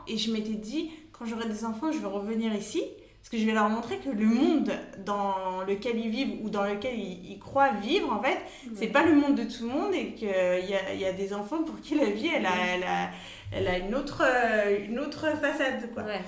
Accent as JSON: {"language": "French", "town": "Paris", "region": "Île-de-France", "country": "France", "said": "je suis parisienne"}